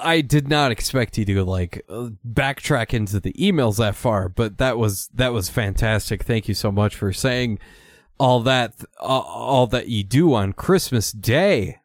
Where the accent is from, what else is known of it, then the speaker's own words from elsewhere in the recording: Minnesota, United States; I'm from Minnesota, and that's what happens when you, when you're born there